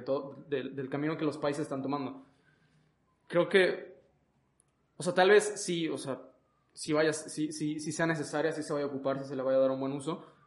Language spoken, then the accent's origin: Spanish; Mexico; aquí en nuestro país